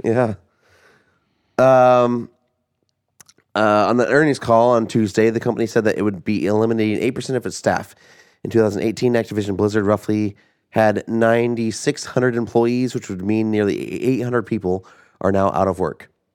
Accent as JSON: {"language": "English", "region": "Southern Illinois", "country": "United States", "tie": "born or raised there", "said": "we grew up in Southern Illinois"}